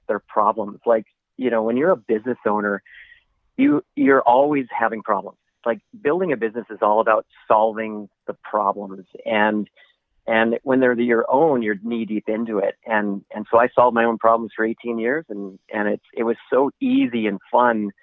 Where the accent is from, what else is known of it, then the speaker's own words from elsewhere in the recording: Vancouver, British Columbia, Canada; I'm from Vancouver